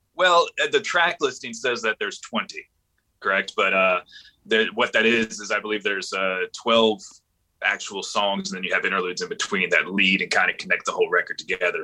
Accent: Panama City, Florida, United States; also born or lived in Orlando, Florida / Jacksonville, Florida; I grew up in Panama City, Florida, which is up in the Panhandle, the West area.

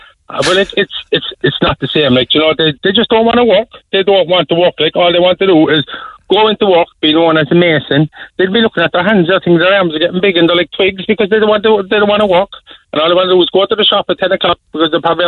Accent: Cork, Munster, Ireland; I'm from Holly Hill

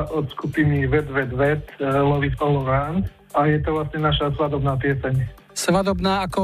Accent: Medzibrod, Banská Bystrica Region, Slovakia; moved away as an adult; now in Sučany, Slovakia; Ja som pôvodne z okresu Banská Bystrica, konkrétne z dediny Medzibrod.

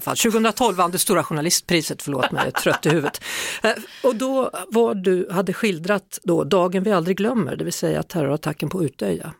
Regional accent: Skövde, Västra Götaland, Sweden; inte långt därifrån Skövde är jag uppvuxen

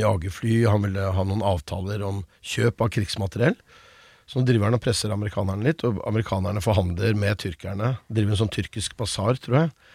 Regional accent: Buskerud, Norway; moved away; also born or lived in United States; Jeg er jo født og oppvokst i Buskerud og har liksom stemmen jeg har.

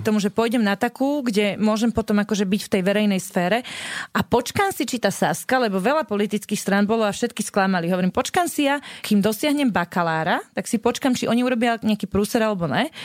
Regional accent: Bratislava, Bratislava Region, Slovakia; ja som vyrastala vo Vrakuni pri Pentagóne

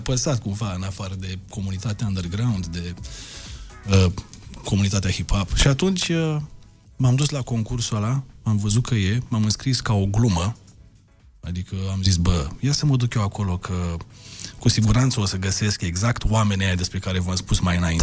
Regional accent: Galați, Galați County, Romania; în Galați, de unde sunt eu

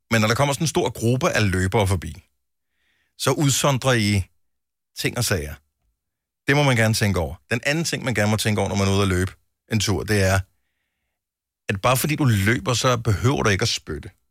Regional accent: Southern Jutland, Southern Denmark, Denmark

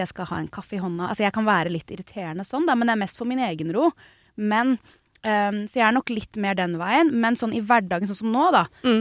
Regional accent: United States; hjemme i Statene

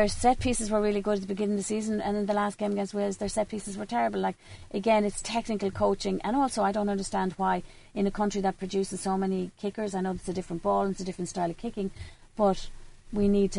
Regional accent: Meath, Leinster, Ireland; I'm from Meath

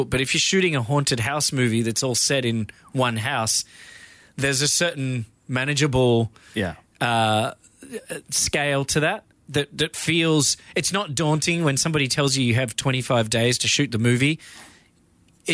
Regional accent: Australia; I'm Australian

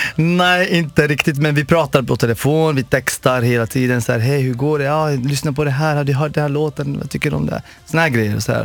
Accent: Morocco; moved away; also born or lived in Sweden / Los Angeles, United States; jag kommer från Marocko från början

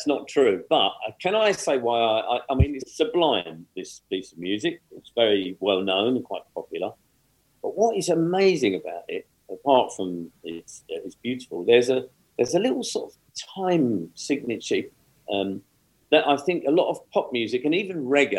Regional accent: Rhondda Valley, Wales, United Kingdom; I was born in the Rhondda Valley in the house that my auntie was born

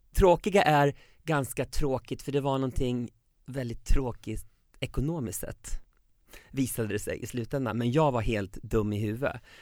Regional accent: Sweden; now in Mexico City, Mexico; jag var hemma i Sverige

